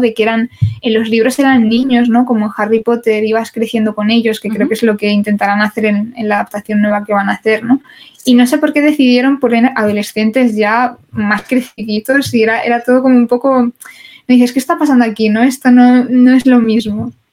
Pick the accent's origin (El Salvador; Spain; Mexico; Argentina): Spain